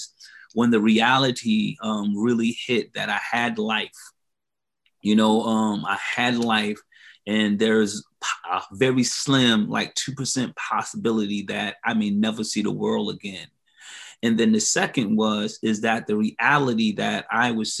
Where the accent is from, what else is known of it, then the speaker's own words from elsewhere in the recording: Hilton Head Island, South Carolina, United States; moved away as an adult; now in Columbia, United States; I'm originally from Hilton Head Island, South Carolina